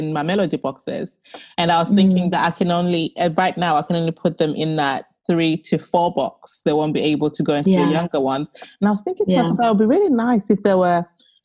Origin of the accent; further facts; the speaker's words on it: Zimbabwe; first language Shona; English is a second language; in my language, in Shona, because I'm from Zimbabwe